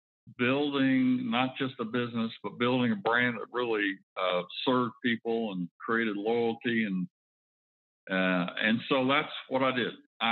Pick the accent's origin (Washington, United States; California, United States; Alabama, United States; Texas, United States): Alabama, United States; Foley; also born or lived in Fairhope, Alabama; I was actually born in Fairhope, but I grew up in Foley, which is just east of Fairhope